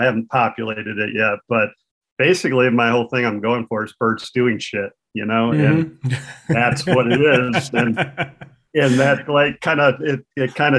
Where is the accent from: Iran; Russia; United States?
United States; Saginaw, Michigan; also born or lived in Flint, Michigan / Pawleys Island, South Carolina; I worked at the Saginaw News in Michigan, which was my hometown